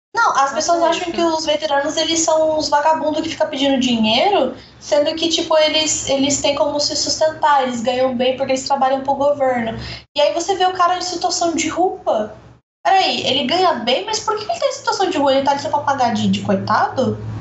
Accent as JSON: {"language": "Portuguese", "country": "Brazil", "said": "eu sou brasileira"}